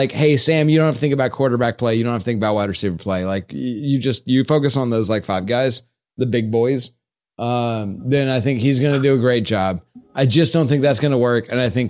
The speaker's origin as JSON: {"language": "English", "town": "Stuttgart", "region": "Baden-Württemberg", "country": "Germany", "said": "from Stuttgart."}